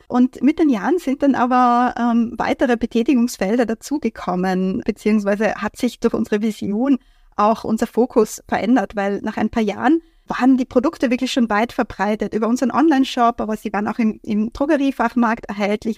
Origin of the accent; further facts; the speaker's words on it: Vienna, Austria; aus Wien, aus meiner Heimat weggefahren bin